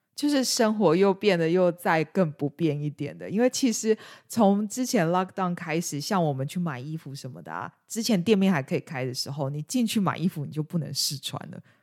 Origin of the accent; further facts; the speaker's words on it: Taiwan; moved away as an adult; now in United Kingdom; 至少我在台湾，尤其是我是这种家庭背景长大